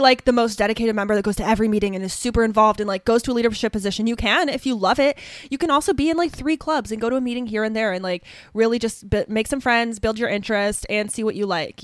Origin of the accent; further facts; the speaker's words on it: northern Ohio, United States; a super, super small town in northern Ohio, s, like, literally directly two hours north of Columbus, Ohio